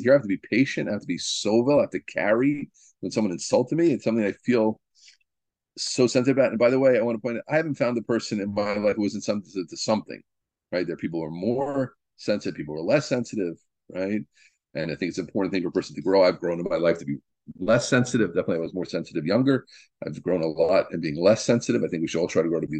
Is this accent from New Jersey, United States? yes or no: yes; New Jersey, United States; I'm from New Jersey